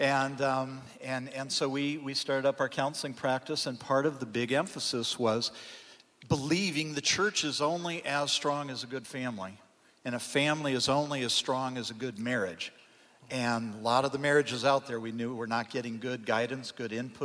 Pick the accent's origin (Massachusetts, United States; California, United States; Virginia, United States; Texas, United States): California, United States; moved away as an adult; also born or lived in Colorado; I grew up in California